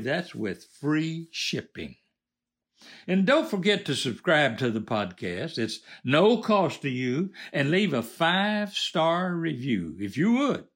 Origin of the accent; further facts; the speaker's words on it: United States; I was born in America